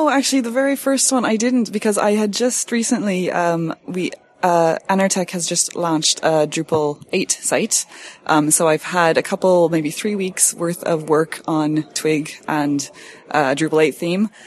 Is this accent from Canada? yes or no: yes; Canada; now in Ireland; Um, well, I'm born and raised in Canada, uh, moved to Ireland about 10 years ago, and uh, have called that my home since.